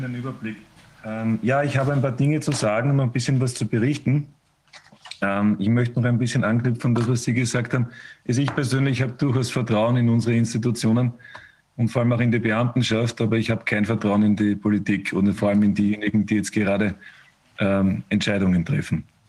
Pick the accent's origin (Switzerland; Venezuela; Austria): Austria; bei uns in Österreich